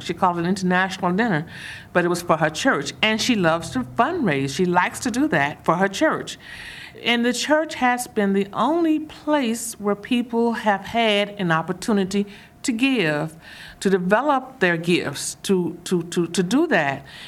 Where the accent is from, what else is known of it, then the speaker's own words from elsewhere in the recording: Mississippi, United States; I'm from the South, I'm from Mississippi